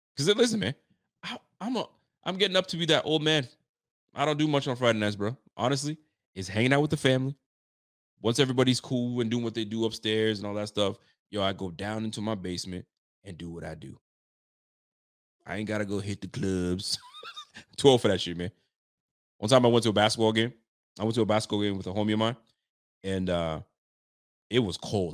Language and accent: English; Ottawa, Ontario, Canada; I'm from Ottawa